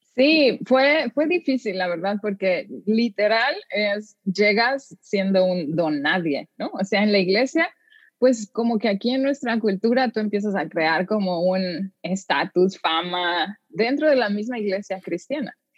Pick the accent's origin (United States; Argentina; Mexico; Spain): Mexico; moved away as an adult; mis tradiciones mexicanas